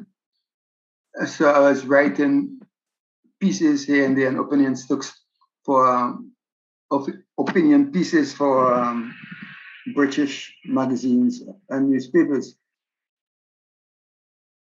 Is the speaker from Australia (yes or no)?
no; St. Vincent & Grenadines; moved away as an adult; also born or lived in Netherlands; now in Aruba; I'm originally from St. Vincent and the Grenadines.